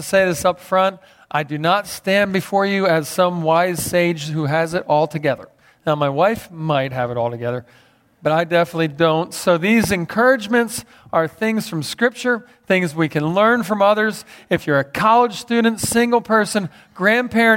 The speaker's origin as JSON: {"language": "English", "town": "Philadelphia", "region": "Pennsylvania", "country": "United States", "tie": "born or raised there", "said": "I grew up in Philadelphia"}